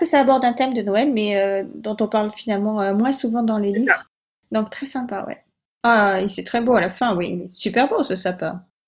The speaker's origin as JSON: {"language": "French", "region": "Provence-Alpes-Côte d'Azur", "country": "France", "said": "je suis originaire de Provence"}